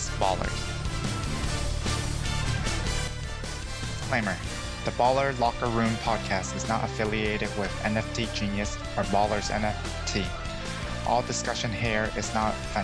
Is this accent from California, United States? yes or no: yes; Bay Area, California, United States; I'm from the Bay Area